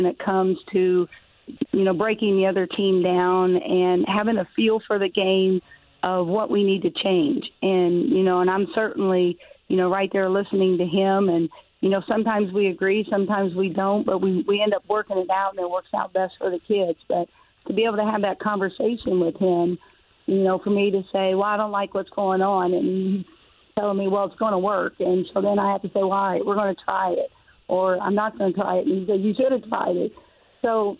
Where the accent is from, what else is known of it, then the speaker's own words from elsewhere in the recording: Harrison County, Indiana, United States; I grew up in Harrison County